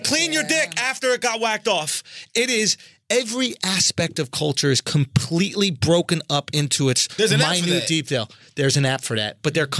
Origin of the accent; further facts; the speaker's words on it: New York, United States; as a New Yorker